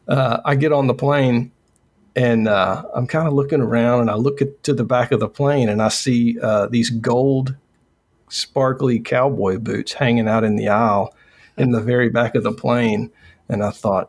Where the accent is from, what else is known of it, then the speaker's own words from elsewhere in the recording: Newnan, Georgia, United States; moved away; I was born in Noonan, Georgia, and lived. Okay. It's about 30, 40 minutes south of Atlanta. And it was a small town when I grew up there.